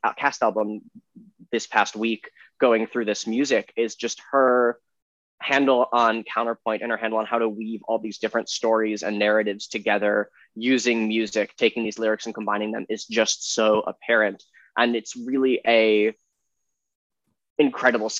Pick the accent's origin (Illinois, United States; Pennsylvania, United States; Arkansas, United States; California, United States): Illinois, United States; Chicago; I grew up on the North Shore of Chicago in the North Suburbs